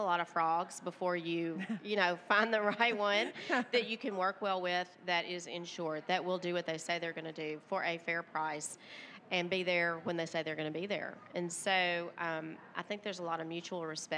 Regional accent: Tennessee, United States; I'm from Tennessee

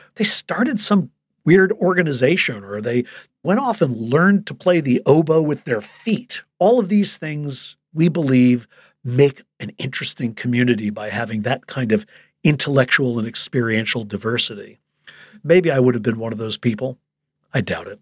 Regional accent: Chicago, Illinois, United States; I grew up in Chicago

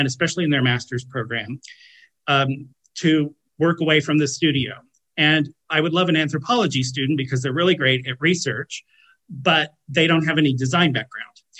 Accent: United States; I'm American

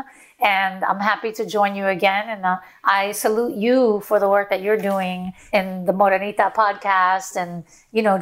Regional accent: New York City, New York, United States; I grew up in Brownsville

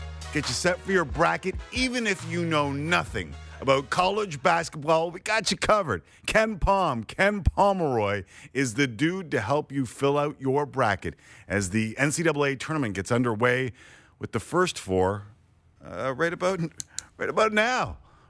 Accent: Canada; I'm Canadian.

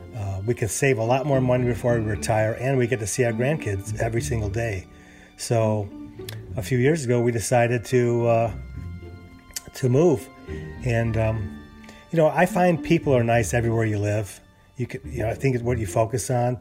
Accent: Chicago, Illinois, United States; moved away as an adult; also born or lived in California; now in Houston, United States

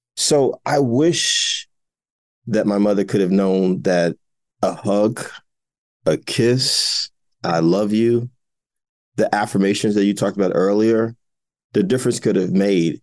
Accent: Jersey City, New Jersey, United States; my hometown of Jersey City

